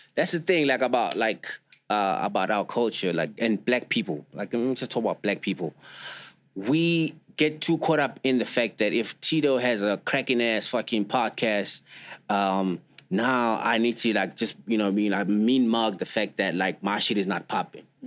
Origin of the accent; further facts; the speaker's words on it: South Africa; that's where we come from, like as South African.